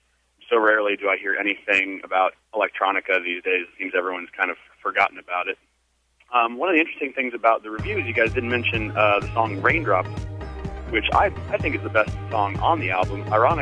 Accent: Wilmington, North Carolina, United States; I'm from Wilmington, North Carolina

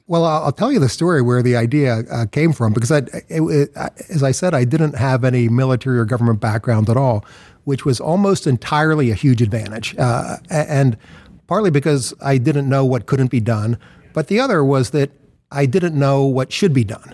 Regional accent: Philadelphia, Pennsylvania, United States; I was born in Philadelphia, grew up in Philadelphia

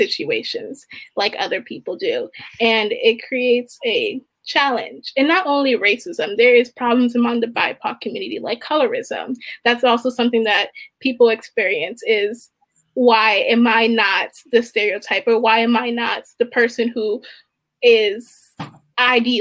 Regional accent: Baltimore, Maryland, United States; I'm from Baltimore

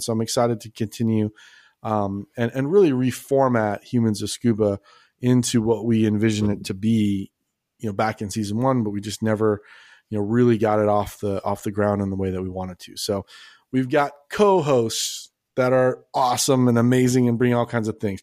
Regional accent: Los Angeles, California, United States; moved away as an adult; also born or lived in Las Vegas / San Diego; now in Texas, United States; grew up in Los Angeles

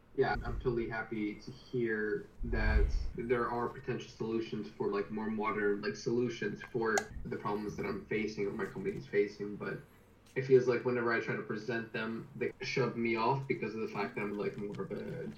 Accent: Canada; moved away as an adult; now in United Kingdom; I'm from Canada, I'm currently working in the UK.

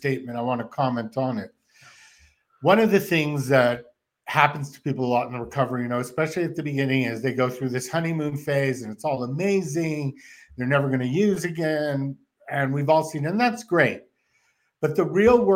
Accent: Canada; moved away; I'm from Canada

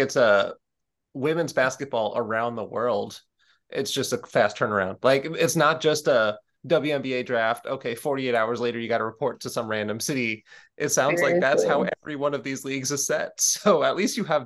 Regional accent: New York, United States; growing up in New York

